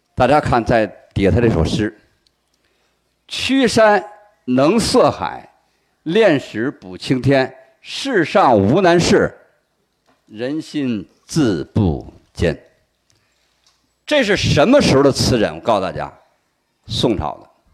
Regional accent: China; 我们中国人

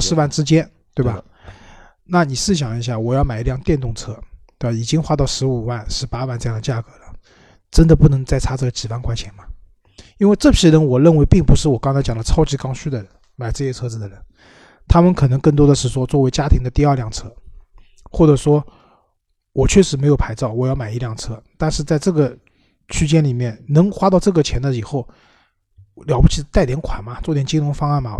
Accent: Shanghai, China; 至少我是上海人，我开车都是上海，周边

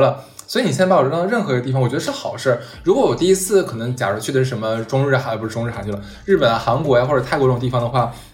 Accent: Harbin, Heilongjiang, China; 我哈尔滨的

